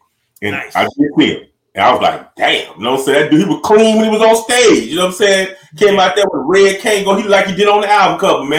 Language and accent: English; the South, United States; growing up in the South